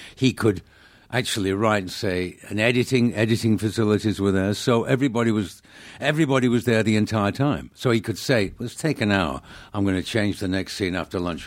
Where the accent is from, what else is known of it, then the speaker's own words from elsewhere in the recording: Manchester, North West England, United Kingdom; moved away; I grew up in, uh, Manchester